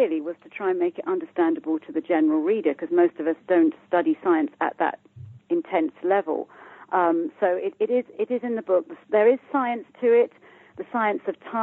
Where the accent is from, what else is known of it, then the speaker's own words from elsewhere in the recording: United Kingdom; I'm from the UK, as you can hear by my accent